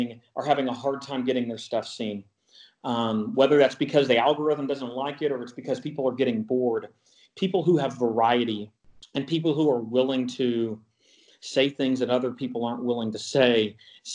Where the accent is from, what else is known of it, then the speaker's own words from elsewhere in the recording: Texas, United States; I'm from Texas